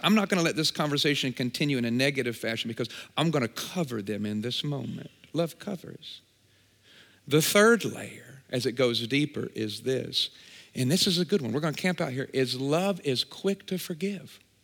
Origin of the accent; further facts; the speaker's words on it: Champaign, Illinois, United States; I'm from Champaign, Urbana, just about an hour and a half this way